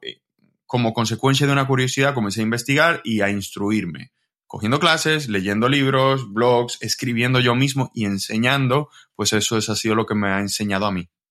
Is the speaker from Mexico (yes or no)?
no; Dominican Republic; moved away as an adult; now in Spain; yo soy de República Dominicana